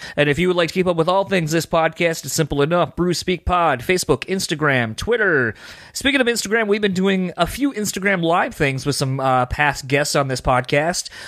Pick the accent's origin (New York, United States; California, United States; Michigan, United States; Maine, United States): Michigan, United States; Grand Rapids; Hailing from right here in my hometown of Grand Rapids, Michigan